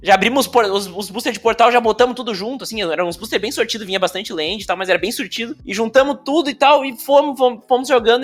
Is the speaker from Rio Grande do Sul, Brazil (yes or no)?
yes; Montenegro, Rio Grande do Sul, Brazil; eu me criei e cresci, criado e moro em Montenegro, no Rio Grande do Sul